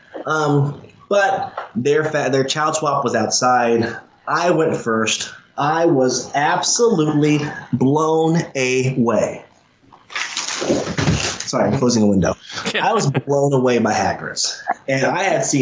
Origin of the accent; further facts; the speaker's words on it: Indiana, United States; I come from Indiana, where we have the world's cleanest theme park in Holiday World